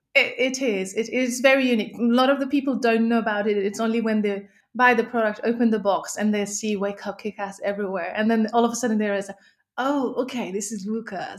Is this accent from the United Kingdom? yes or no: no; Nepal; moved away; I was born and brought up in Nepal